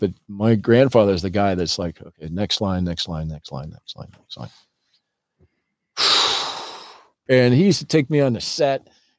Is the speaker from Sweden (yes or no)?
no; Oakland, California, United States; born there; I was born in Oakland. My father was in the Navy. When I was 6 months old, we took a ship to Guam.